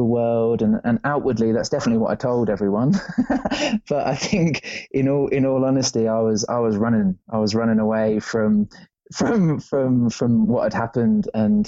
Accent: England, United Kingdom; I grew up in England, the land of rain.

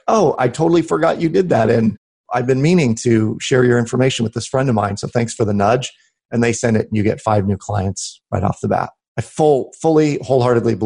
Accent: Des Moines, Iowa, United States; Des Moines, Iowa, which is my hometown here, it's a small town.

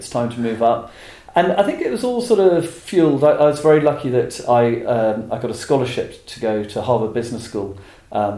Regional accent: England, United Kingdom; being English

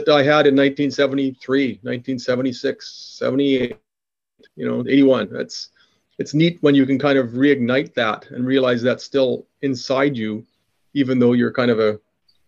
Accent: Regina, Saskatchewan, Canada; Growing up in Regina

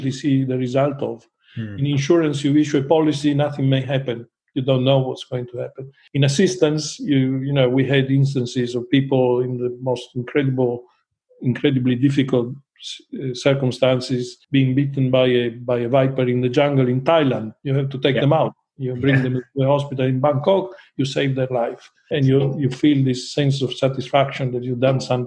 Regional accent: Trieste, Friuli-Venezia Giulia, Italy; moved away; also born or lived in Guernsey; I was born in Trieste

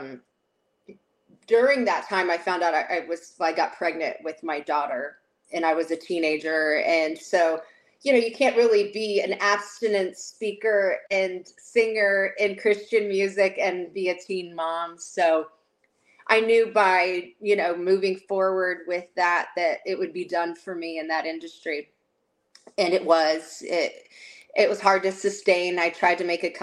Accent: Corona, California, United States; And I grew up in Corona, California

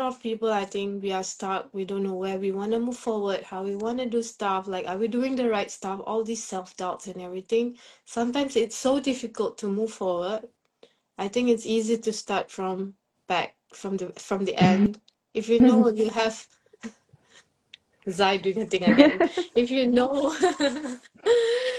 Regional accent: Singapore; I'm from Singapore

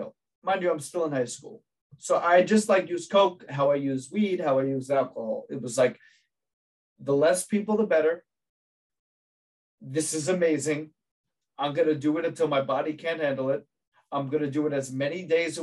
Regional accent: New Jersey, United States; I grew up in New Jersey

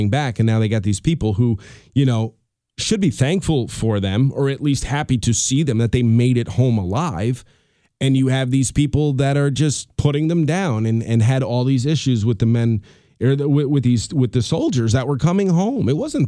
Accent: Colonie, New York, United States; He's doing a hitting clinic with the kids here in Colony, which is the town we grew up in Albany, New York.

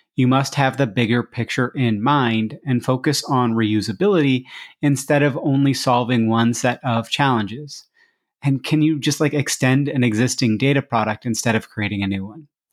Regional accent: Iowa, United States; Iowa, which is my home state.

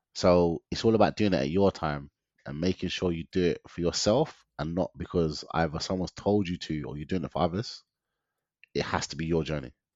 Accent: London, United Kingdom; growing up in London, I've grown up in this concrete jungle

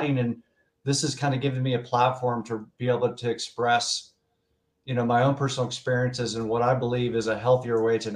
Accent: Tulsa, Oklahoma, United States; born and raised in Tulsa, Oklahoma

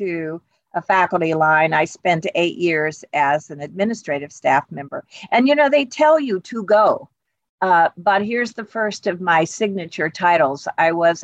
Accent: Gallipolis, Ohio, United States; moved away as an adult; also born or lived in Columbus, Ohio / Milwaukee, Wisconsin / New York; I grew up in southeastern Ohio on the Ohio River

